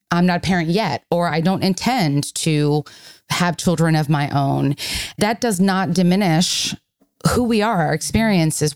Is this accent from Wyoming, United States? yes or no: no; Miami, Florida, United States; I am from Miami, Florida